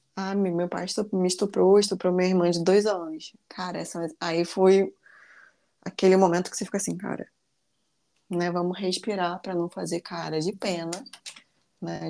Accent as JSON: {"language": "Portuguese", "region": "Rio de Janeiro", "country": "Brazil", "said": "Sou carioca"}